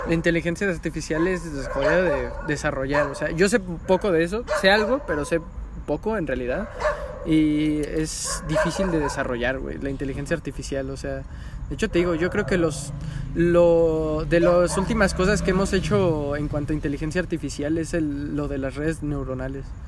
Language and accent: Spanish; Mexico; soy el peor mexicano del mundo